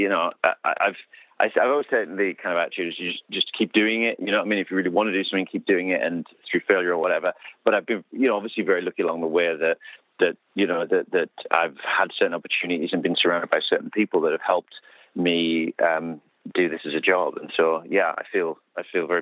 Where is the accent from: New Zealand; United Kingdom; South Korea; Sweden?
United Kingdom; I'm British.